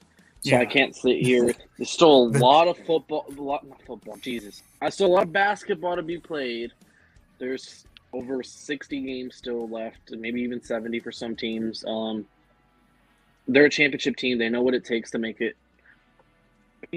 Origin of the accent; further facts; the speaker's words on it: Los Angeles, California, United States; moved away; I'm from Los Angeles originally, California.